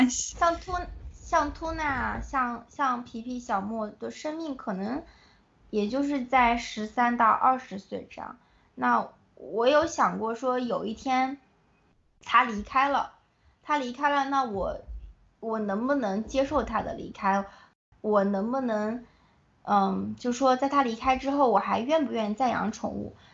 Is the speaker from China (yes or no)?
yes; China; moved away as an adult; also born or lived in United States; 我是从，就是土生土长的中国孩子，然后到了美国